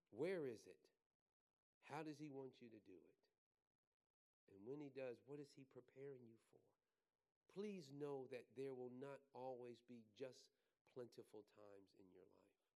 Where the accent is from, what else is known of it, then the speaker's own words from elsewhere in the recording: New York City, New York, United States; growing up in Brooklyn